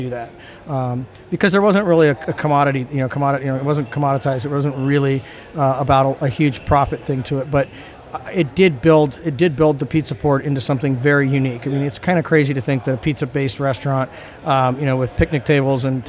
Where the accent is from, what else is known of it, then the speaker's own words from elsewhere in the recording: San Diego, California, United States; I'm born and raised in San Diego